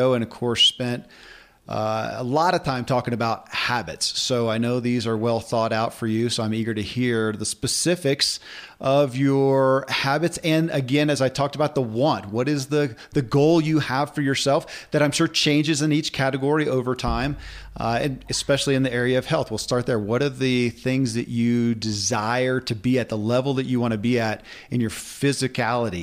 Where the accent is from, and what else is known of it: Kentucky, United States; born or raised there